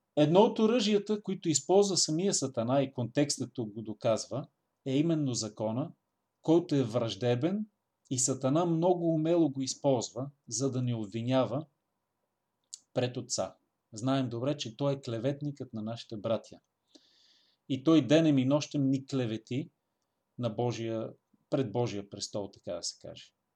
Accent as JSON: {"language": "Bulgarian", "country": "Bulgaria", "said": "нас българите"}